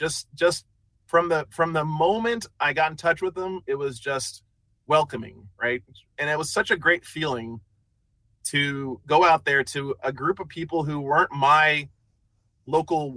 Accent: New Mexico, United States; I'm some guy from New Mexico

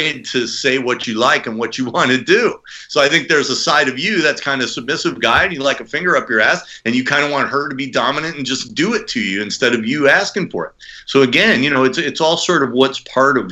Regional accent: United States; I'm American. I speak English.

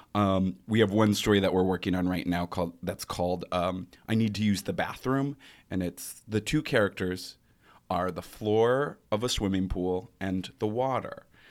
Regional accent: Grand Rapids, Michigan, United States; moved away; I am originally from Grand Rapids, Michigan

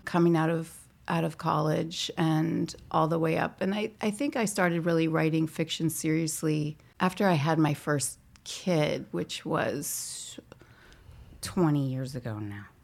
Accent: St. Louis, Missouri, United States; born or raised there; moved away; also born or lived in Northeast US / New York / New England

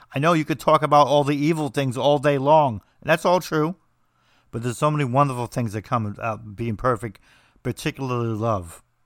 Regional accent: New Jersey, United States; I'm from New Jersey, so we say everything strange.

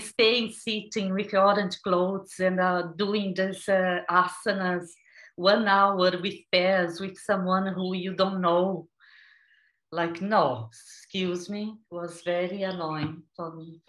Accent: São Paulo, Brazil; moved away; grew up in São Paulo

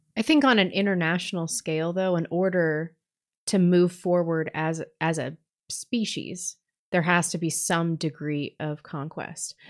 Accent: St. Louis, Missouri, United States; growing up in Saint Louis, in the s, the suburbs of Saint Louis where there was inner city busing

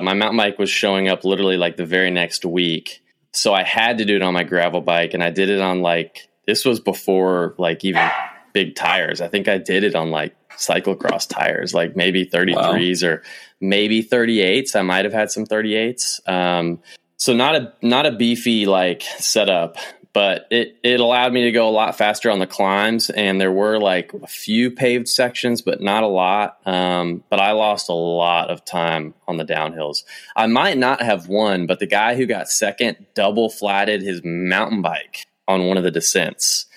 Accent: Kentucky, United States; I'm from Kentucky, but I'm not from true Kentucky.

